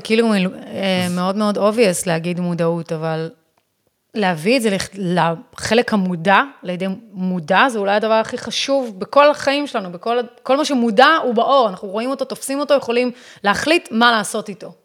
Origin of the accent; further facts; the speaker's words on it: United States; Hebrew is a second language; now in Israel; אני אמריקאית